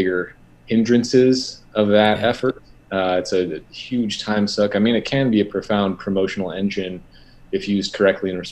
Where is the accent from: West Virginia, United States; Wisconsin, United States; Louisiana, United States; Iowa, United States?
Iowa, United States; moved away as an adult; also born or lived in California; Born and raised in Iowa, super wholesome Midwestern upbringing